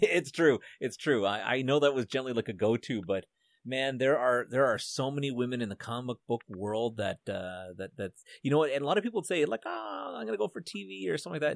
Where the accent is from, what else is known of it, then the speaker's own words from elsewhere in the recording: Canada; being a Canadian